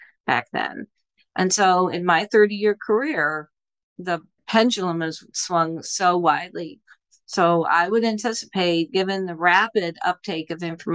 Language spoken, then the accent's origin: English; Indianapolis, Indiana, United States; now in Buffalo, United States; I grew up in Indiana, and my father is a physician